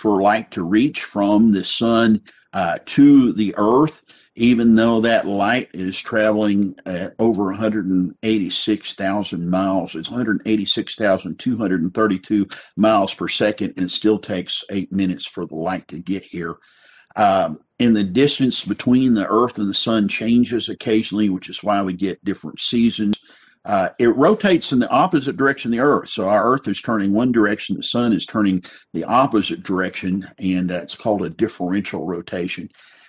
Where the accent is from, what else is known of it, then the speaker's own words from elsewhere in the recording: West Texas, United States; I remember growing up in West Texas, and you get out on these flat roads